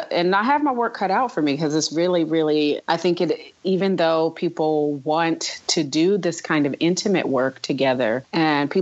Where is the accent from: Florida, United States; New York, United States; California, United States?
New York, United States; moved away; also born or lived in the Southern United States; we grew up in a Black community in New York mm-hmm. before I had to move to the South